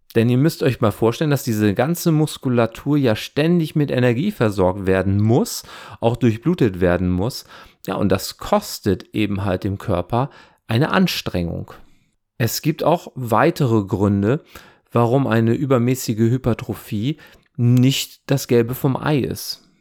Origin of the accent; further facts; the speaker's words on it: Wesermarsch, Lower Saxony, Germany; Ich bin in der Wesermarsch aufgewachsen